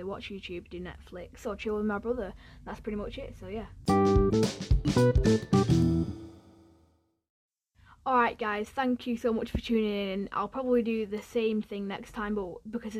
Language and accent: English; Ramsbottom, North West England, United Kingdom; also born or lived in Bury / Radcliffe; I grew up in the Manchester area, because I was born in Bury, and then I lived in Radcliffe for about a year, and then I moved to Ramsbottom, which is where I live now